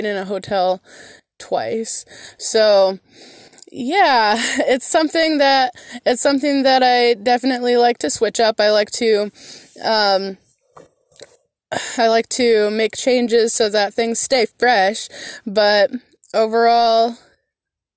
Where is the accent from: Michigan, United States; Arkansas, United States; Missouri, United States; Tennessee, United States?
Michigan, United States; moved away as an adult; My family lives back in my home state of Michigan. I'm the only one that ventured out, and I did that 11 years ago when I was 20 years old